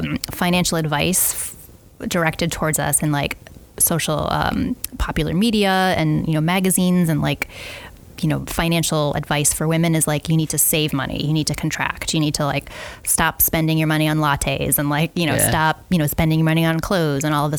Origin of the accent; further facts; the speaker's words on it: New England, United States; growing up in New England